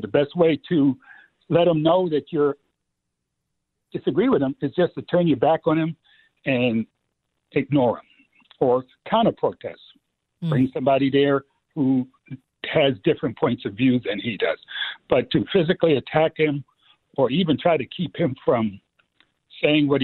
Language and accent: English; New York City, New York, United States; growing up in the Bronx